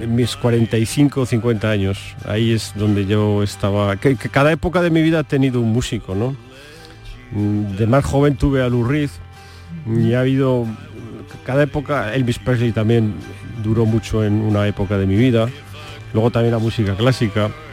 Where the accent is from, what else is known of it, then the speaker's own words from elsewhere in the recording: Calanda, Aragon, Spain; Yo soy del mismo sitio donde nació Buñuel, soy eh, aragonés